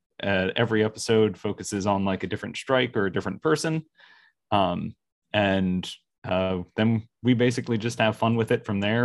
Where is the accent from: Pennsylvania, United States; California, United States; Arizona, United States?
Pennsylvania, United States; Schwenksville; also born or lived in Elkins Park / South Philadelphia; now in Philadelphia, United States; Grew up outside of the Philly or outside of Philly in Schwanksville